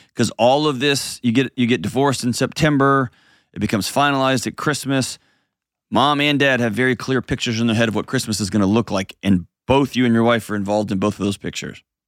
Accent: Houston, Texas, United States; moved away; my hometown in H-Tonga

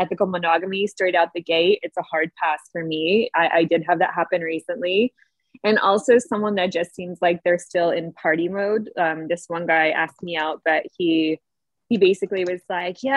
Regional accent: Northeast, United States; moved away; also born or lived in Los Angeles; I'm from the Northeast

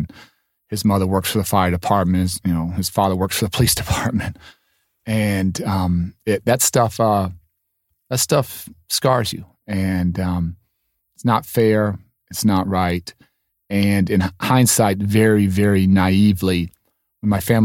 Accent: Chicago, Illinois, United States; also born or lived in Washington, D.C.; I'm from Chicago. This is home all my life.

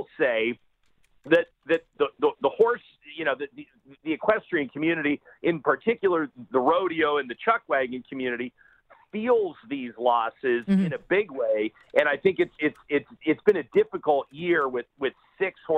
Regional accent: Calgary, Alberta, Canada; moved away as an adult; now in Edmonton, Canada; I grew up in Calgary. I've spent, you know, 25 years of my life

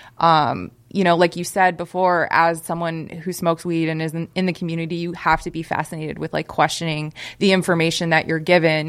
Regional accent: Las Vegas, Nevada, United States; Born and raised in Las Vegas

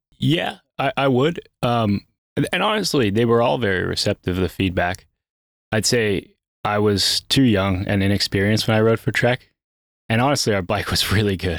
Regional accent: Pennsylvania, United States; moved away as an adult; now in North Carolina, United States; I'm from Pennsylvania

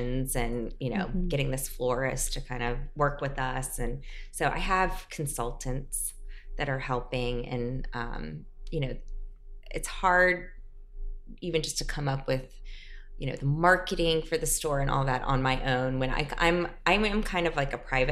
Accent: South Carolina, United States; born or raised there; also born or lived in New Orleans, Louisiana; now in New York, United States

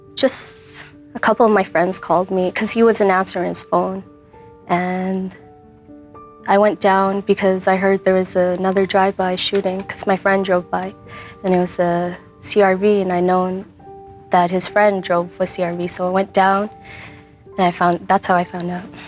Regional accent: Calgary, Alberta, Canada; we grew up in Radisson till I was probably about 10 years old

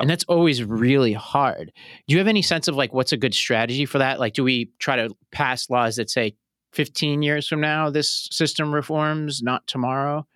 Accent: New York City, New York, United States; I grew up here in Staten Island.

